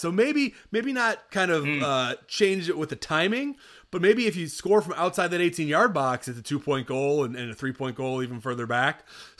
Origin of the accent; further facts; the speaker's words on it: Rochester, New York, United States; my hometown club of the Rochester Rhinos, who have a tiny stadium and it's in Rochester